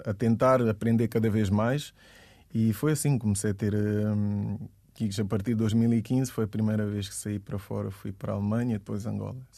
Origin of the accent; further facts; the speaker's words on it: Guinea-Bissau; eu digo que sou da Guiné-Bissau, ninguém sabe onde é que é.